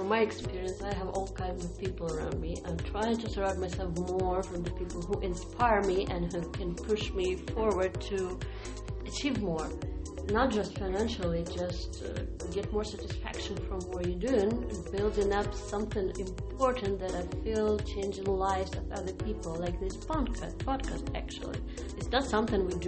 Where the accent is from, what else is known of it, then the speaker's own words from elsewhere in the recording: Ukraine; English is a second language; moved away; I'm from Ukraine